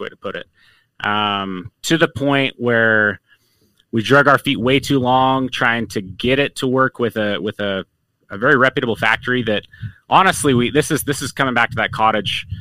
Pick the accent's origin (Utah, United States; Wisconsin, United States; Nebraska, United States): Utah, United States; growing up in Utah